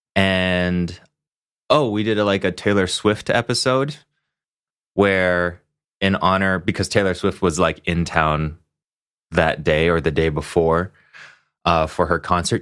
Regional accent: Hong Kong; now in Los Angeles, United States; I grew up in Hong Kong

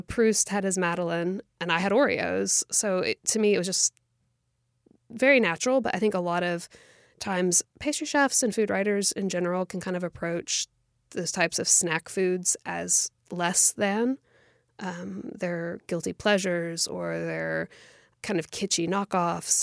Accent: United States; our experience of growing up in America

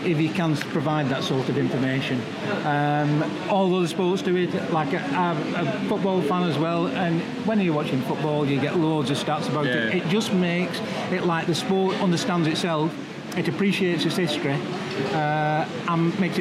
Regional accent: Yorkshire and the Humber, United Kingdom; I'm a Yorkshireman

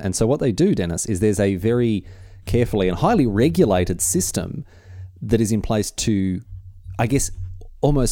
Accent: Victoria, Australia; moved away; Victoria, my home state

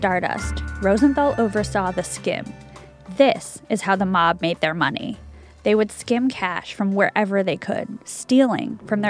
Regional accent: Chicago, Illinois, United States; my hometown, Chicago

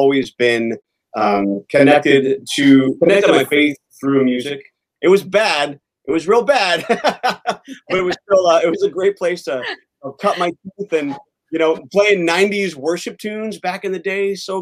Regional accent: Southern California, United States; I grew up in Southern California

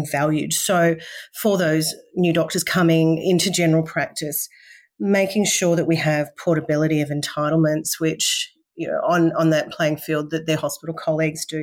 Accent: Victoria, Australia; moved away as an adult; now in Mackay, Australia; I originally born and bred in Victoria and so a country girl studying in the city, and now I live in the last 20 years

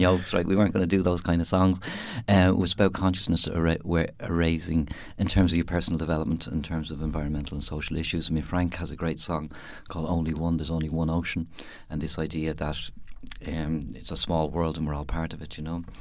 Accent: Dublin, Leinster, Ireland; moved away as an adult; also born or lived in West Cork; now in Youghal, Ireland; I grew up in Dublin

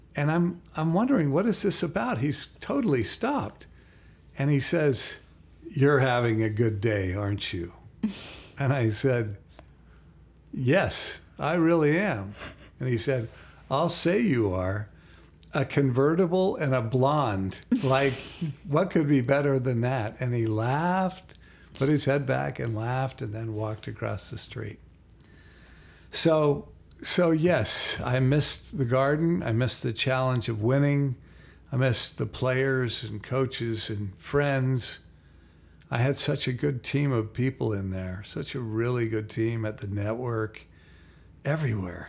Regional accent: Salt Lake City, Utah, United States; moved away as an adult; Salt Lake City. It's my hometown

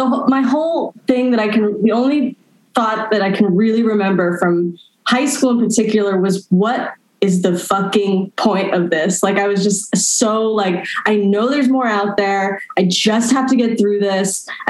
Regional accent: Los Angeles, California, United States; Well, at the time, it was just really, really far from Los Angeles.

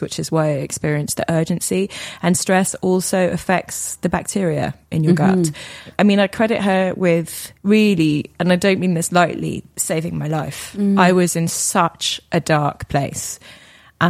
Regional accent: Weybridge, South East England, United Kingdom; I grew up in Weybridge in Surrey

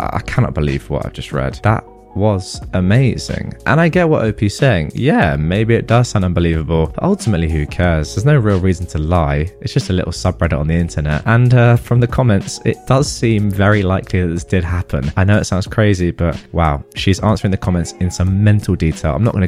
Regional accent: Philippines

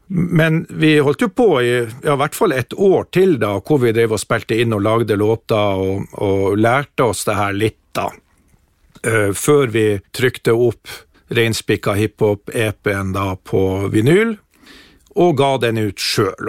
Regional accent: Harstad, Troms, Norway; var DJ på ungdomsklubben i Kila, der jeg vokste opp

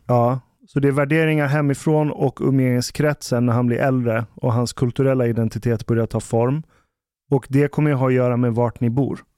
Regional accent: Ekerö, Stockholm County, Sweden; där jag växte upp på Ekerö

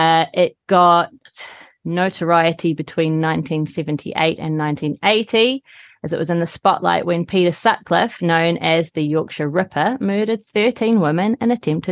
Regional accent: New Zealand; moved away as an adult; now in Manchester, United Kingdom; I live in Manchester in England. I've lived in England for 20 years now, but I grew up in New Zealand, which is why I sound like this.

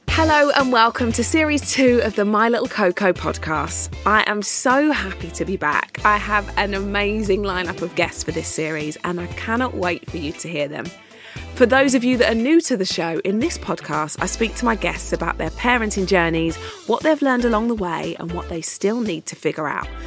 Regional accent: Essex, East of England, United Kingdom; I grew up outside of London, I grew up in Essex.

